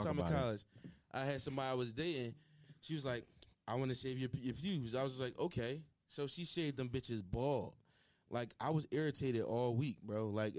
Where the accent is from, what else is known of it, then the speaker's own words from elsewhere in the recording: Philadelphia, Pennsylvania, United States; I'm from Philly.